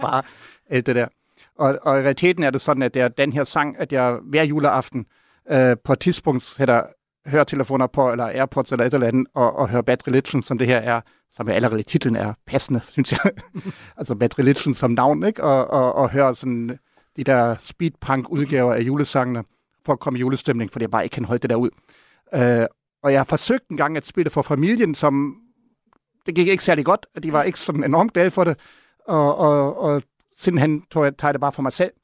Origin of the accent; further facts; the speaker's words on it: Germany; jeg vil aldrig som tysker lytte til tyske julesang